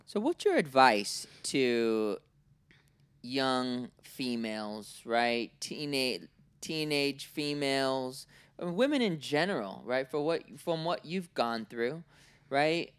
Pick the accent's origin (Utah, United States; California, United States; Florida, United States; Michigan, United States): California, United States; Oakland; also born or lived in Cincinnati, Ohio / Orange County, California; I was born in Oakland, right? Nineteen eighty-two.